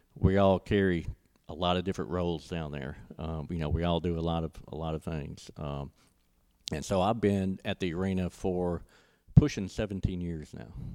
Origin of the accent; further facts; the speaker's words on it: Ocean Springs, Mississippi, United States; moved away as an adult; also born or lived in Starkville, Mississippi; now in Tupelo, United States; I'm originally from Ocean Springs